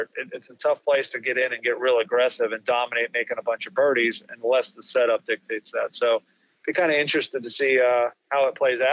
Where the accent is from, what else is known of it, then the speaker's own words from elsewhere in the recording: Pennsylvania, United States; my home state, and real close to where my mom and dad grew up, within about 20 minutes of Oakmont